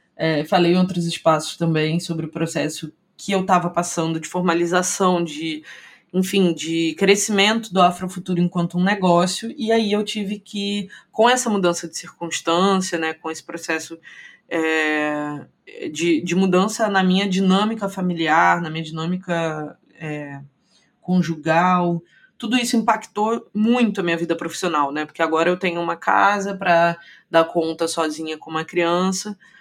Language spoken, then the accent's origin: Portuguese; Rio de Janeiro, Brazil; moved away as an adult; also born or lived in São Paulo; Agora voltei a morar no Rio de Janeiro, que é a minha cidade natal.